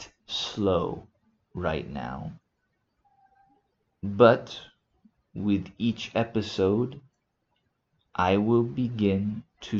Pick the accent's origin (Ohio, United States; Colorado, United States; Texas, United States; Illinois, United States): Texas, United States; Houston; moved away as an adult; also born or lived in South Africa; now in Spain; I am originally from the USA. I was born in Houston, Texas